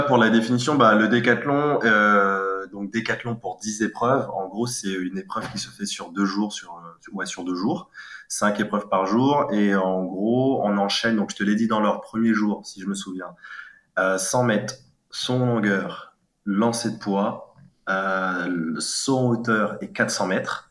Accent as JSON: {"language": "French", "town": "Cayenne", "country": "French Guiana", "tie": "born or raised there", "also_born_or_lived": "Gien, Centre-Val de Loire, France / Île-de-France, France", "moved": "yes", "lives_now": "Paris region, France", "said": "je suis né à la, à la, commune de Cayenne en 1990. Et euh, bah, quoi dire euh, J'ai fait toute mon enfance dans dans, dans une cité qu'on appelait euh, Cabasso"}